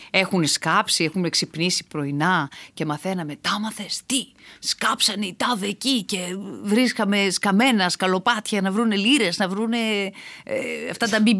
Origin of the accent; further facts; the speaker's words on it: Eastern Macedonia and Thrace, Greece; και είμαι από τη Θράκη